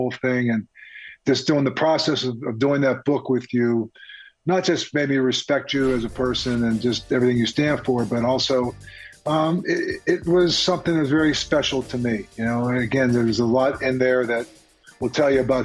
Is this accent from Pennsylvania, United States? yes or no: yes; Pittsburgh, Pennsylvania, United States; I grew up in Pittsburgh during the 70s